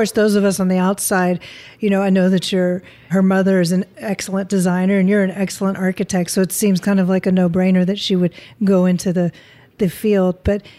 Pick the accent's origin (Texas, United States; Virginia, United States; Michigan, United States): Texas, United States; now in California, United States; I'm from Texas and I mean, we've got 115 degree days there.